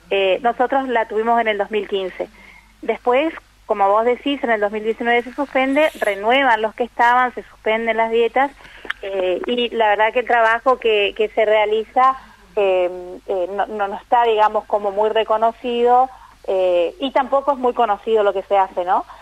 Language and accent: Spanish; Paso de los Libres, Corrientes, Argentina; Paso de los Libres, que es de donde, de donde soy, no donde vivo